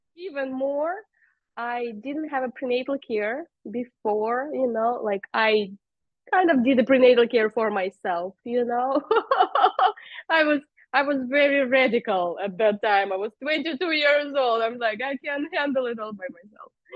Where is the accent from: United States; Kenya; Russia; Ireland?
Russia; moved away; I am originally from Russia